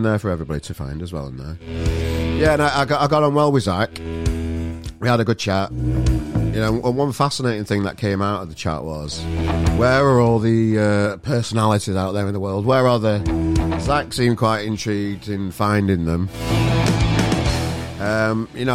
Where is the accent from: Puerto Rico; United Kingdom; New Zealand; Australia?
United Kingdom; Sheffield, Yorkshire and the Humber; now in Manchester, United Kingdom; I'm a Yorkshire lad myself. I'm from Sheffield originally. I live in Manchester now